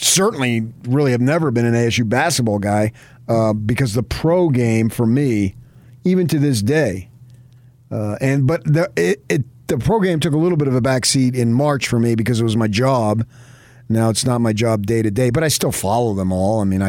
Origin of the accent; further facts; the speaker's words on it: Northeast, United States; moved away; also born or lived in Phoenix, Arizona; my background growing up in the Northeast, where the pro sports are